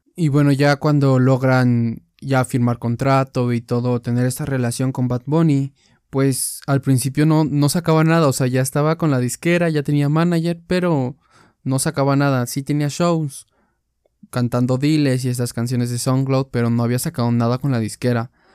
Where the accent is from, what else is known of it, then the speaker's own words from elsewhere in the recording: Mexico; soy de México